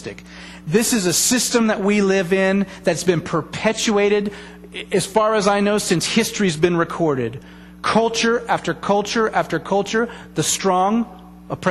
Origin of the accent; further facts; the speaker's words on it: United States; As an American people